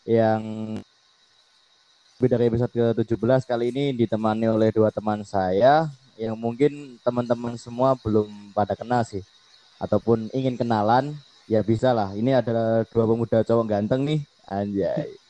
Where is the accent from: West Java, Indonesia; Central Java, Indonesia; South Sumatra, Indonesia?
West Java, Indonesia; Tasikmalaya; saya asli dari Tasik, kebetulan temen band juga.